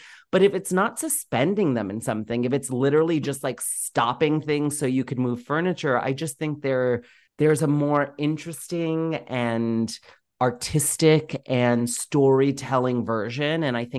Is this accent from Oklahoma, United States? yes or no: no; New York, United States; also born or lived in Boston; So, you know, I was born in Boston. I don't remember living there at all. My family moved immediately, pretty quickly after I was born, to New York. And I spent the first 4 years of my life in Queens and Ozone Park.